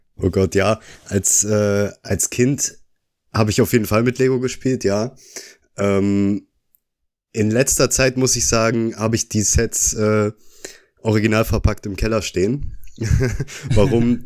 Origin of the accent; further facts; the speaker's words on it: Oberhausen, North Rhine-Westphalia, Germany; komme auch aus Oberhausen